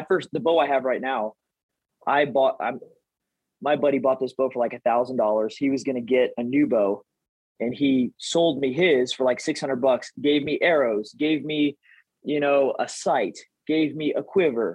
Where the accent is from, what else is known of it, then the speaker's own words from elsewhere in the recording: Texas, United States; growing up in Texas